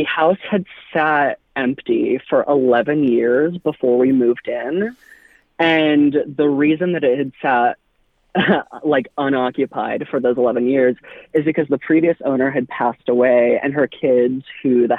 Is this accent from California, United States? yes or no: yes; Anaheim, California, United States; now in Nashville, United States; I am originally from Anaheim. I grew up literally right behind Disneyland